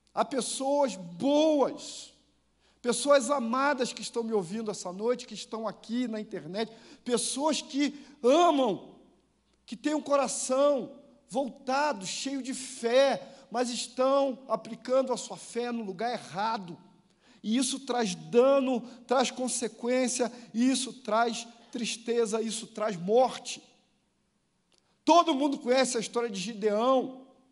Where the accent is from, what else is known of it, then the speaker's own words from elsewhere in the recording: Rio de Janeiro, Brazil; eu que sou carioca